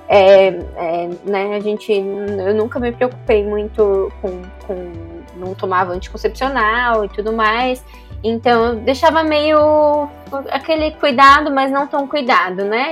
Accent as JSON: {"language": "Portuguese", "country": "Brazil", "tie": "born or raised there", "moved": "as an adult", "lives_now": "Japan", "said": "eu cresci no Brasil, a minha cultura é totalmente brasileira"}